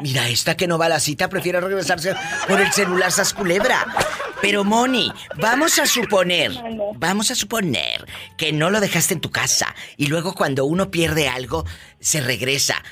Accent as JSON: {"language": "Spanish", "country": "Mexico", "said": "como decimos en México"}